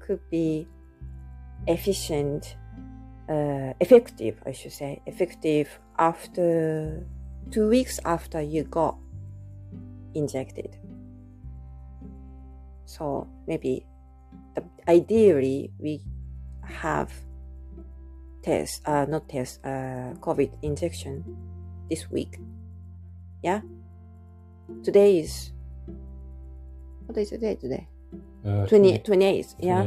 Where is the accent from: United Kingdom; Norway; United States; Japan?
Japan; English is a second language; now in Canada; when I go back to Japan